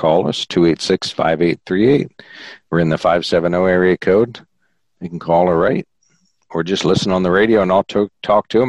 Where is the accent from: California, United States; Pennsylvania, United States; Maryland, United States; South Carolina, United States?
Pennsylvania, United States; Sunbury; I grew up in Sunbury